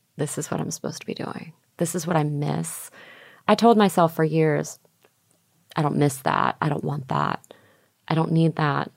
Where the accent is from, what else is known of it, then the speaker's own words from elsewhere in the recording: Houston, Texas, United States; also born or lived in Opelika, Alabama / Bard College, New York; I ended up growing up in Houston, Texas